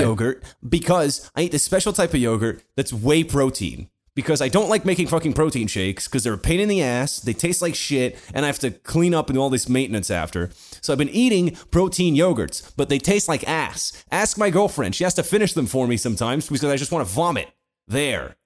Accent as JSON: {"language": "English", "country": "Portugal", "said": "Portuguese like me"}